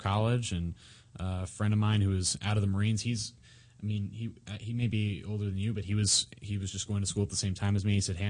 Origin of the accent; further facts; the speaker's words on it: San Francisco, California, United States; moved away as an adult; now in Los Angeles, United States; I'm a comedian here in Los Angeles. I'm originally from San Francisco.